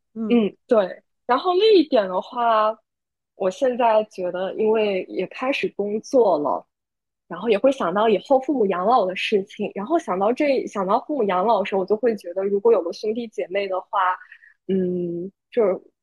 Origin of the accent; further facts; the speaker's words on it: Zhejiang, China; moved away as an adult; now in Bangkok, Thailand; 我是浙江人，目前是在曼谷工作